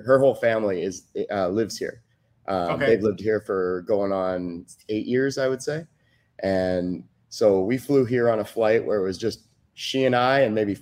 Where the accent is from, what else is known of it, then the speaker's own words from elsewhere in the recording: Cypress, California, United States; from Cypress, California, originally. Grew up there